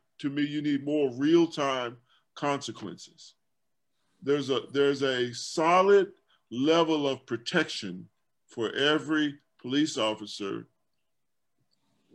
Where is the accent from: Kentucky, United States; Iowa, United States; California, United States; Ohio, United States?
Kentucky, United States; Louisville; the guys that I grew up around in Louisville, Kentucky